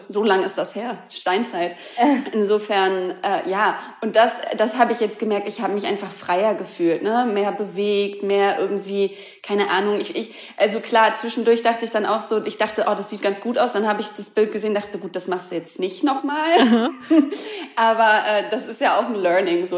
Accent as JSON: {"language": "German", "region": "Hamburg", "country": "Germany", "tie": "born or raised there", "moved": "yes", "said": "Und ich komme aus Hamburg, ich liebe Hamburg, meine Familie ist da, ganz viele Freunde sind noch"}